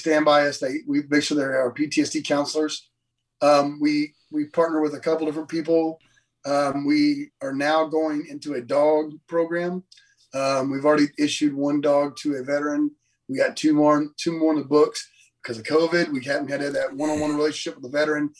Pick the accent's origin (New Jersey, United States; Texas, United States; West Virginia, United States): Texas, United States; Lake Jackson; also born or lived in Freeport, Texas; I grew up in Lake Jackson my whole life